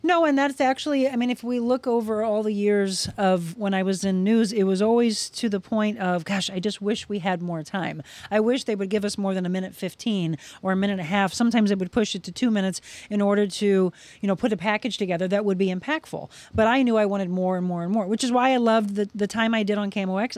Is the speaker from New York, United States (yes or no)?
no; Florissant, Missouri, United States; we grew up in Florissant, Missouri, so it was about an hour, you know, from there, just outside of the Saint Louis area